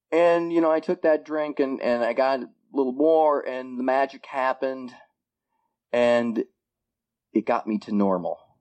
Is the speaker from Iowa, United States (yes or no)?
yes; Iowa, United States; moved away as an adult; now in Bellingham, United States; I was born in Iowa and lived in Iowa for the first 37 years of my life